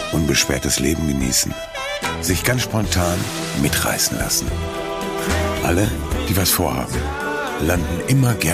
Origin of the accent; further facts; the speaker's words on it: Stuttgart, Baden-Württemberg, Germany; also born or lived in Tübingen; now in Cologne, Germany; bin Schwabe, dem man das äh, zum Glück nicht mehr so anhört. Äh, ich komme aus Tübingen, bin in Stuttgart groß geworden, lebe jetzt seit Ewigkeiten in Köln